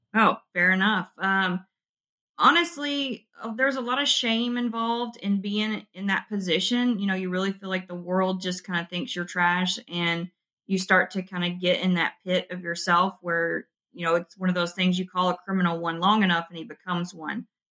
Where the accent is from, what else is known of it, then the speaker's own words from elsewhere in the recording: West Kentucky, United States; I'm from West Kentucky where we have the lakes, and every winter it was kind of the the seniors' thing to go jump in the ice water